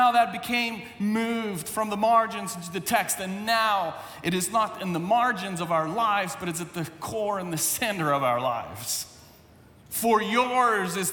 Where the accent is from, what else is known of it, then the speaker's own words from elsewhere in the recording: South Africa; English is a second language; moved away; English is my second language. When I was in South Africa